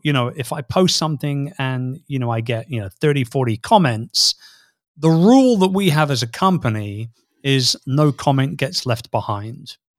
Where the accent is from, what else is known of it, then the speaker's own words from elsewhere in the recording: England, United Kingdom; born and raised in England, hence the weird sounding voice